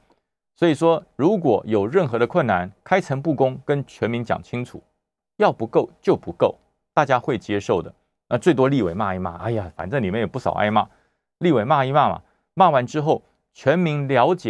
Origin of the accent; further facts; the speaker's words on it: Taoyuan, Taiwan; 大家知道我来自桃园哈，我从桃园来，桃园最近呢热闹的不得了啊